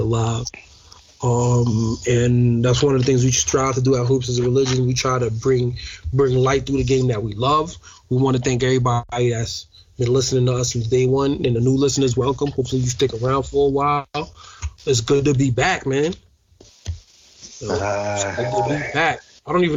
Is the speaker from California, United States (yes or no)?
no; New York, United States; I'm a New Yorker